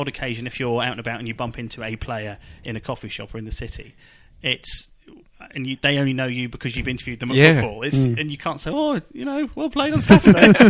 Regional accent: United Kingdom; Yeah, I've never got that intimate with summarisers. You know, we're British men.

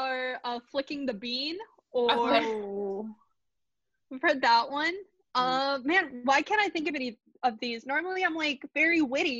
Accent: United States; I am American

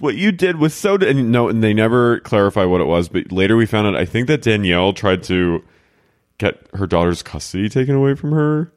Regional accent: New Jersey, United States; moved away; I'm from New Jersey

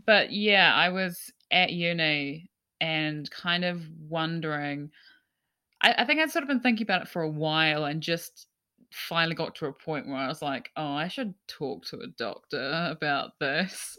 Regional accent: Gisborne, New Zealand; moved away; I'm from, I'm from Gisborne

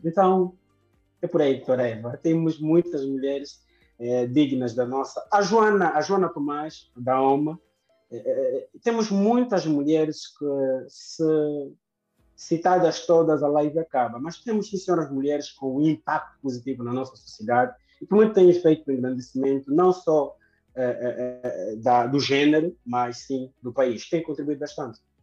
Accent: Viana, Luanda Province, Angola; cheguei em Luanda em 92, fiquei é no município de Viana, onde cresci. Toda a minha infância, ensino primário foi em Viana

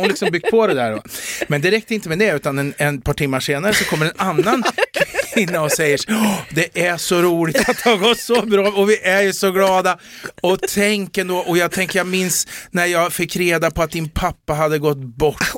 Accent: Eskilstuna, Södermanland, Sweden; jag är från Eskilstuna, men en del som tar mig för stockholmare.

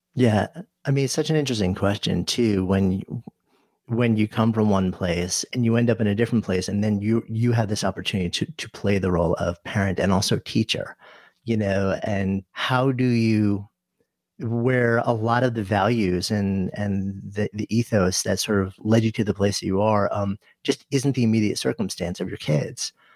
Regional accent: suburban New York City, United States; I grew up outside of New York City, in s, suburban New York City

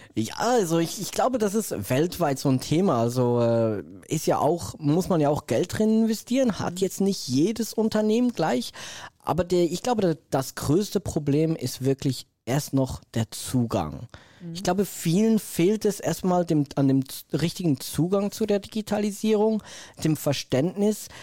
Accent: Switzerland; ich komme ja aus der Schweiz

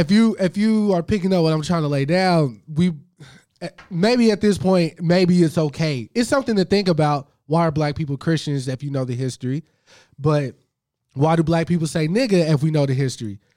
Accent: the South, United States; I'm from the South

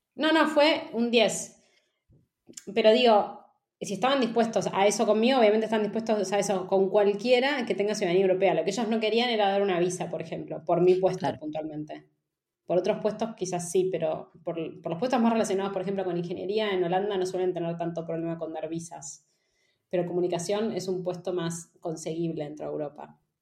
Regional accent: Argentina; moved away as an adult; also born or lived in Amsterdam, Netherlands / Barcelona, Spain; now in Madrid, Spain; vengo de Argentina

